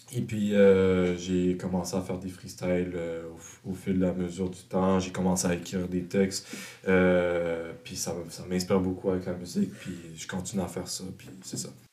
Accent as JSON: {"language": "French", "town": "Montreal", "region": "Quebec", "country": "Canada", "said": "je viens du sud-ouest de Montréal"}